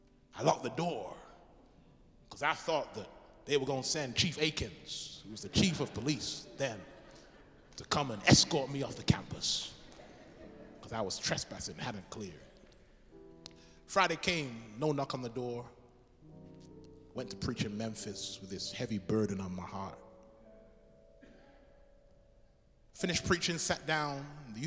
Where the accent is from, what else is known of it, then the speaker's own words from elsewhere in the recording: England, United Kingdom; now in United States; Now, I'm from England. Pastor McCarthy's from England.